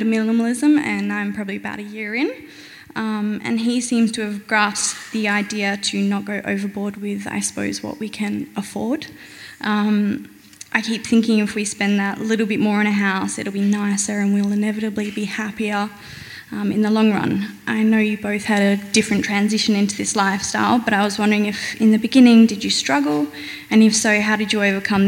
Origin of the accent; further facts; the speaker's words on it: Perth, Western Australia, Australia; I'm a local from Maylands.